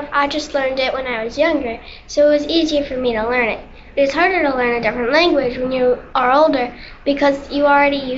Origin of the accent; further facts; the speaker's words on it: United States; first language Czech; English is a second language; And yes, I was born in America.